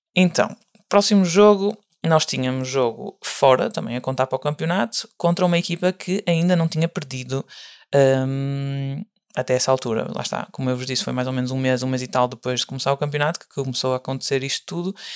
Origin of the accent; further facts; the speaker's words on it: Portugal; moved away as an adult; now in Germany; eu sou de Portugal, ou seja, não era local